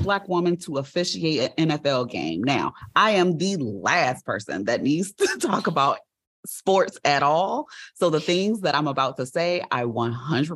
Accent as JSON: {"language": "English", "country": "United States", "said": "I feel like I'm American"}